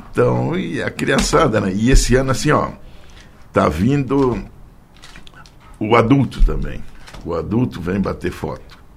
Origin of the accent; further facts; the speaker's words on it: Orleans, Santa Catarina, Brazil; born there; now in Forquilinha, Brazil; Nasci em Orleans, mas já estou há 42 anos em Forquilinha.